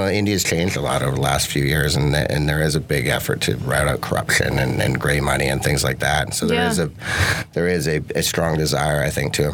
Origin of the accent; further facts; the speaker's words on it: Canada; Growing up on the west coast of Canada amongst a bunch of tree huggers and hippies